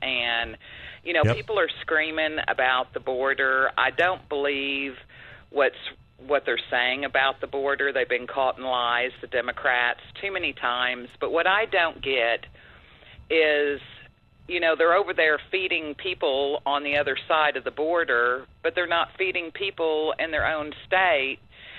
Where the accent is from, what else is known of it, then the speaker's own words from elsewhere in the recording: Texas, United States; I'm from Texas